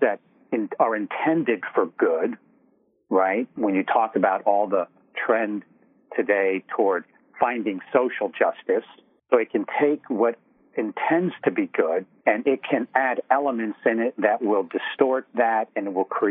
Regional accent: New York, United States; I'm from New York. We've identified that. I've been in media here in New York all my life.

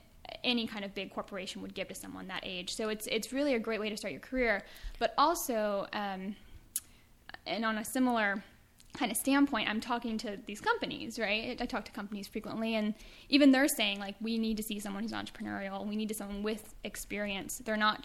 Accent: East Coast, United States; moved away as an adult; also born or lived in Pittsburgh, Pennsylvania; now in California, United States; I was from the East Coast

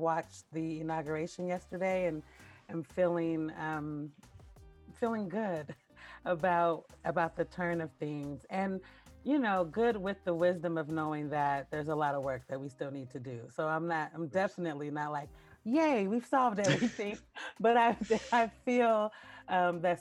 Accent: Portland, Oregon, United States; also born or lived in Paterson, New Jersey; So I was born in Paterson, New Jersey, and I grew up in Portland, Oregon

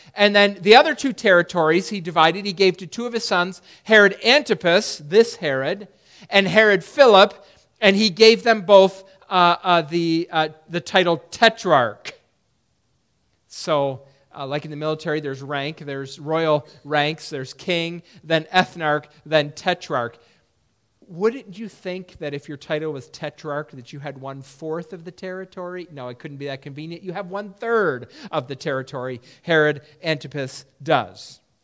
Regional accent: Perry, New York, United States; When I was a kid growing up in Perry, New York

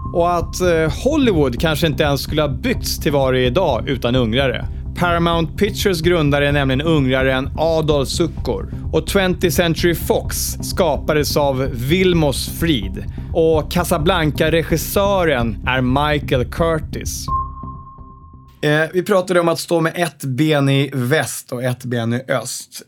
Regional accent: Sweden; Vi som är svenskar känner sig ofta ganska stolta

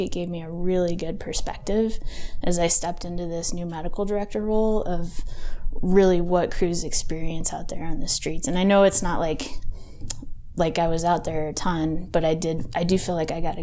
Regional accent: Albuquerque, New Mexico, United States; I grew up in Albuquerque. I actually graduated from El Dorado High School

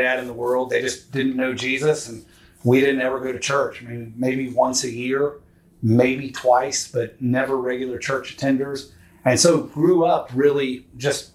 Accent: Houston, Texas, United States; I was born and raised in Houston, Texas

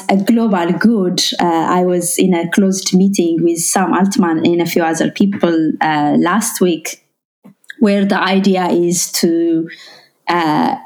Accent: Ethiopia; first language Amharic; English is a second language; moved away; I'm originally from Ethiopia.

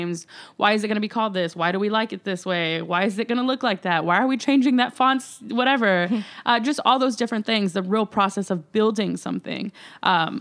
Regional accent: Texas, United States; I grew up hating Texas

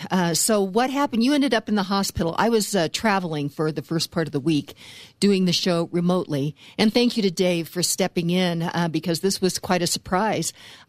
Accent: Western Kansas, United States; I grew up in Western Kansas

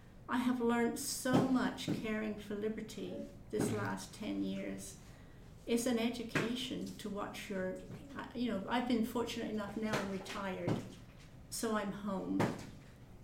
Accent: England, United Kingdom; moved away as an adult; also born or lived in Canada; I was born in England. I met my husband in England. I went to school with his sister

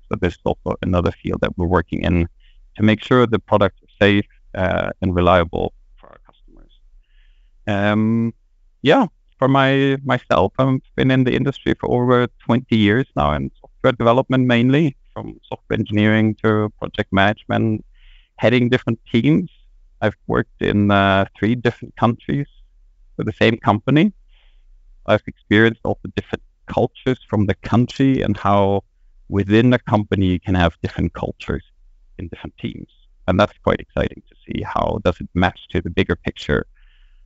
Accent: Germany; moved away as an adult; also born or lived in Sweden; now in Lund, Sweden; I'm originally from Germany, but my family and I, we moved 3 years ago to Sweden, where we are living now

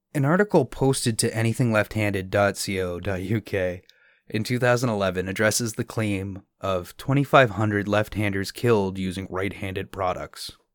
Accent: Canada; As a Canadian, we have to pay into a universal healthcare

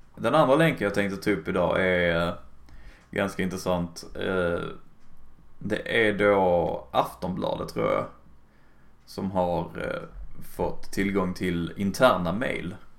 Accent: Skåne, Sweden; jag är bara tysk skånska i och för sig

